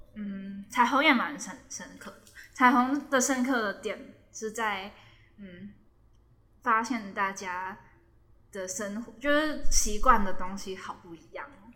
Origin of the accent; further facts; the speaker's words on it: Hong Kong; moved away as an adult; now in Taiwan; 就以前在香港上课都用英文